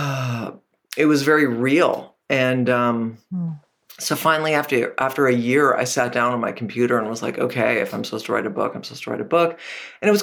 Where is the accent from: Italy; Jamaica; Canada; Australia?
Canada; moved away; also born or lived in Portland, Maine; I grew up in Canada and I did national radio